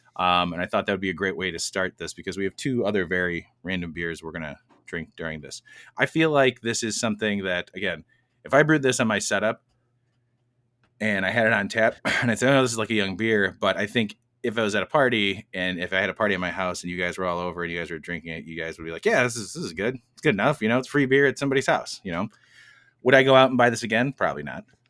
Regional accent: United States; we're from America

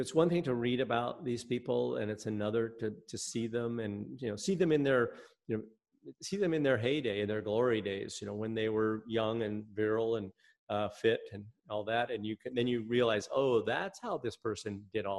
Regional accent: Colorado, United States; I grew up in Colorado

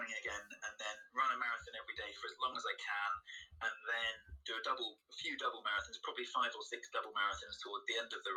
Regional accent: United Kingdom; being British

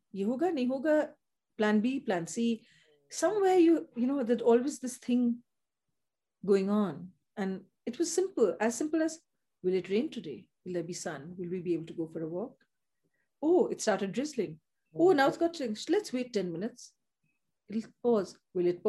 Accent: Upper Assam, India; I grew up in the tea estates, and I grew up in Upper Assam

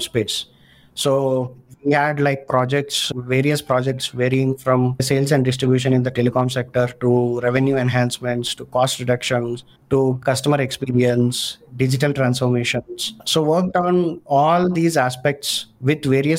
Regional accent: India; being an Indian

